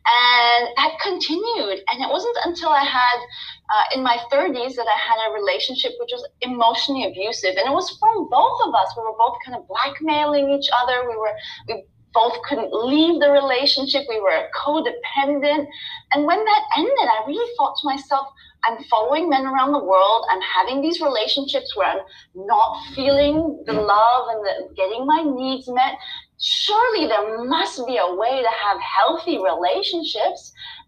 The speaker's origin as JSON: {"language": "English", "country": "Nepal", "tie": "born or raised there", "also_born_or_lived": "Thailand / India", "said": "I was born in Thailand. I grew up in Nepal and India."}